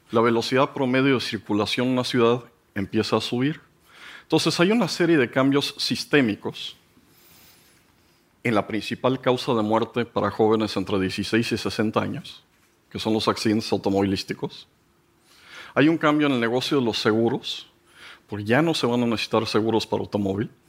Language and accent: Spanish; Mexico; Y llegué y les dije, pues miren, yo soy un pobre mexicano